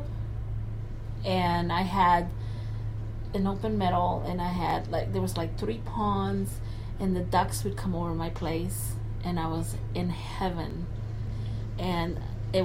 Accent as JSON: {"language": "English", "country": "El Salvador", "tie": "born or raised there", "moved": "yes", "lives_now": "Portland, United States", "said": "I grew up in El Salvador"}